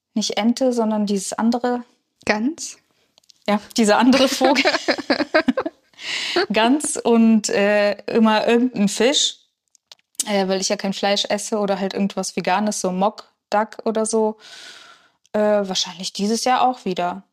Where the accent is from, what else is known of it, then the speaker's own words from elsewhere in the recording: Kachiry, Pavlodar Region, Kazakhstan; now in Germany; Ich bin am Fluss aufgewachsen